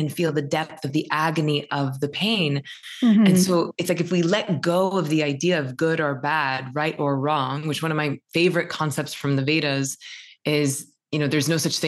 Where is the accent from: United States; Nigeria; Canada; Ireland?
United States; the South; I'm from the South.